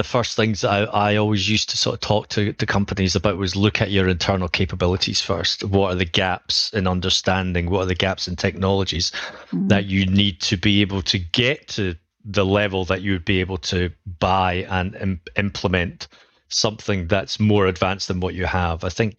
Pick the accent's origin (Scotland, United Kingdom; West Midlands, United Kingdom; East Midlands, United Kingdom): Scotland, United Kingdom; Edinburgh; accent: Scottish; I am from Edinburgh in Scotland for anyone who can recognize a Scottish tone.